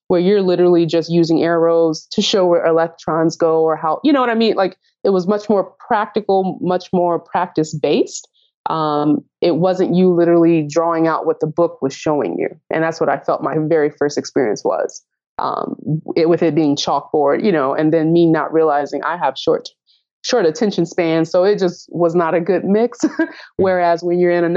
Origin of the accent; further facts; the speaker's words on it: Nashville, Tennessee, United States; moved away as an adult; now in Chicago, United States; I'm from Nashville, Tennessee